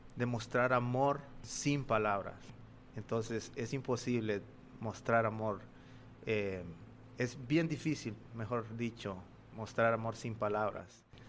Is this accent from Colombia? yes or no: no; Honduras; moved away as an adult; now in Birmingham, United States; yo vengo de Honduras y actualmente estoy sirviendo en Birmingham, Alabama, en Estados Unidos